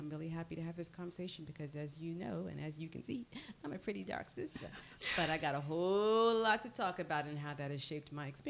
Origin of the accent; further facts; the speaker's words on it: New York City, New York, United States; now in Florida, United States; I am originally from New York, and I was actually born in Brooklyn, but my parents are from the West Indies. So my dad is from Jamaica, and my mom is from Nevis.